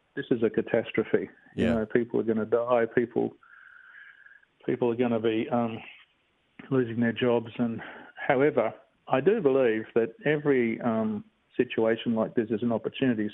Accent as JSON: {"language": "English", "town": "Bassendean", "region": "Western Australia", "country": "Australia", "tie": "born or raised there", "said": "I'm a real um, typical Aussie kid, really. I grew up in Bassendean"}